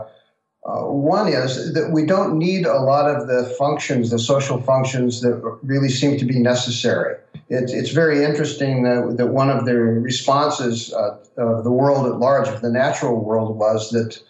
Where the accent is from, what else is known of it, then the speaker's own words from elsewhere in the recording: Central California, United States; I grew up in California, in Central California